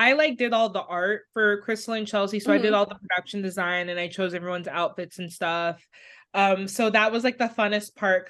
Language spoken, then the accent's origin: English; Jamaica; Basically, I'm Jamaican